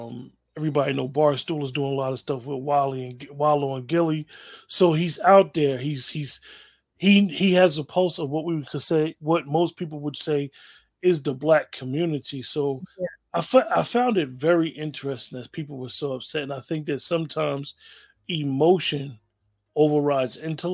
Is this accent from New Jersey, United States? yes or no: yes; New Jersey, United States; now in Pennsylvania, United States; growing up in Jersey, Rutgers used to be a smaller university